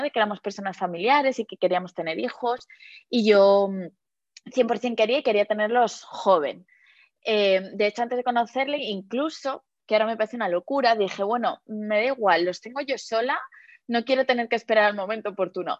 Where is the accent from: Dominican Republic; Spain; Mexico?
Spain; Madrid, Community of Madrid; yo soy de Madrid